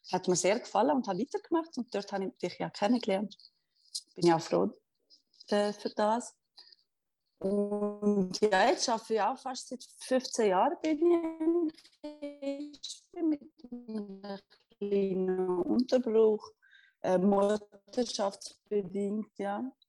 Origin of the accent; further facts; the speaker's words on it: Fribourg, Switzerland; now in Zürich, Switzerland; Ich bin auch aus dem Kanton Freiburg äh, auf Zürich gekommen.